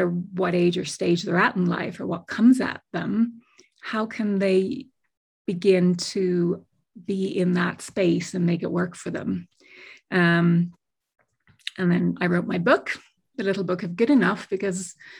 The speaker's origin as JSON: {"language": "English", "town": "Dublin", "region": "Leinster", "country": "Ireland", "also_born_or_lived": "United Kingdom / Miami, Florida", "moved": "as an adult", "lives_now": "New Mexico, United States", "said": "I was originally from Dublin, spent 17 years in the UK."}